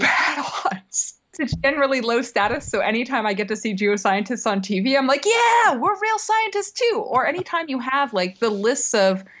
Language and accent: English; Canada; also born or lived in United States; I'm Canadian American